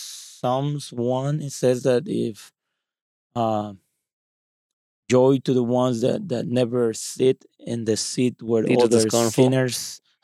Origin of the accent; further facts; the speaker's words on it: Mexico; English is a second language; I grew up in Mexico and that's totally different influence.